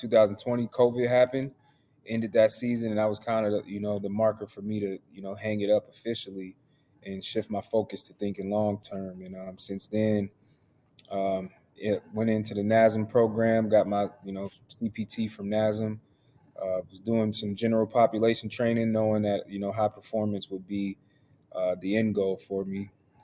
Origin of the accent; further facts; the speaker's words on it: Erie, Pennsylvania, United States; I'm originally from Erie, Pennsylvania.